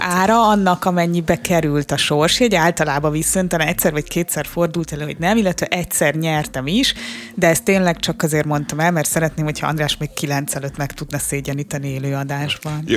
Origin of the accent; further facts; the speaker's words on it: Hungary; egy 10 milliós ország vagyunk